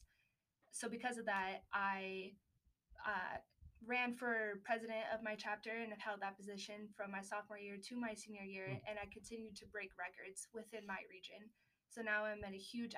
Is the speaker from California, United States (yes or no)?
yes; Los Angeles, California, United States; I grew up in Los Angeles, California